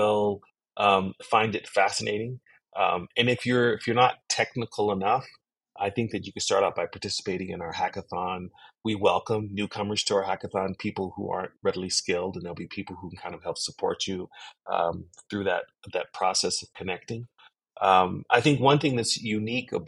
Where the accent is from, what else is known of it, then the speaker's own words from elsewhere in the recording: United States; I'm African American